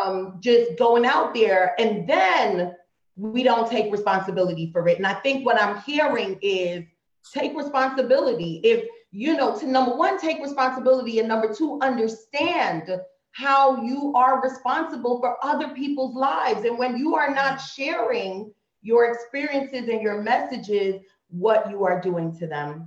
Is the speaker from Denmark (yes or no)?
no; Trinidad & Tobago; we're both from Trinidad.